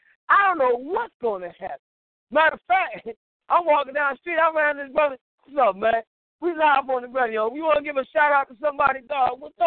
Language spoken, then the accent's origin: English; Philadelphia, Pennsylvania, United States; I'm from Philly right now.